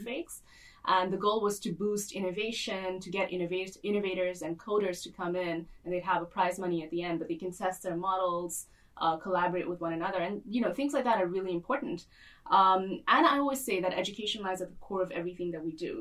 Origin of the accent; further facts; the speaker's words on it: Dubai, United Arab Emirates; also born or lived in Boston; I grew up here in Dubai and moved momentarily to Boston, where I studied. And then I moved back here